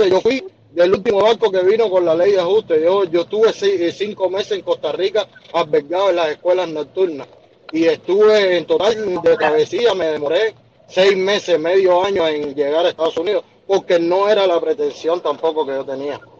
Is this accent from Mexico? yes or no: no; Cuba; al final nosotros mismos como cubanos, pienso yo, en mi, opinión personal, nos hemos fomentado dentro de, dentro de un mercado informal